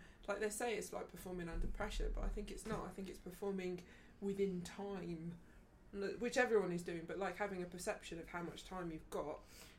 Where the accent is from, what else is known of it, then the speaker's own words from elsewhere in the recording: Birmingham, West Midlands, United Kingdom; we're from Birmingham